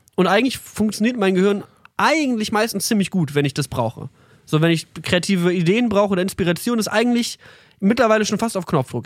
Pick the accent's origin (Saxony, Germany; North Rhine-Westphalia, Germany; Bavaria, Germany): North Rhine-Westphalia, Germany; near the Ruhr area; now in Berlin, Germany; wir kommen halt aus dem, wir sind fast im Pott geboren